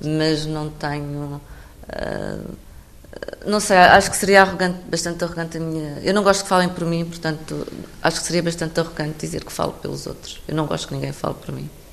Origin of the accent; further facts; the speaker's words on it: Alentejo, Portugal; sou, sou do Alentejo